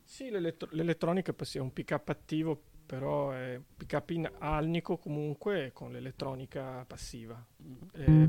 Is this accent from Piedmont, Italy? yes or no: no; Venice, Veneto, Italy; anch'io sono veneziano